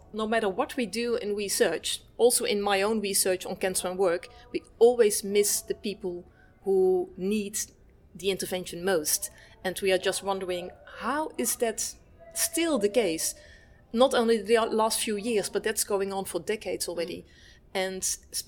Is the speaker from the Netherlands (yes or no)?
yes; Netherlands; I'm from the Netherlands.